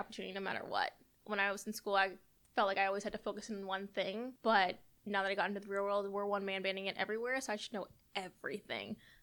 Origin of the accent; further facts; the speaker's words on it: Marietta, Georgia, United States; now in Savannah, United States; my hometown paper of Marietta